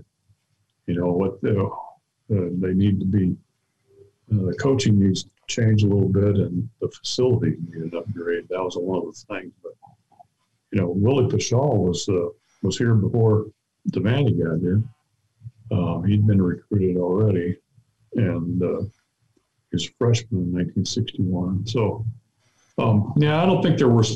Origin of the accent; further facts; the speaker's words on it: Nebraska, United States; I grew up in Nebraska. I followed athletics. I always enjoyed the state basketball tournament.